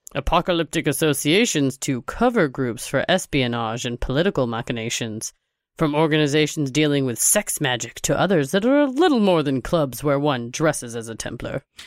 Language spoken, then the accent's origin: English; Texas, United States; I'm from Texas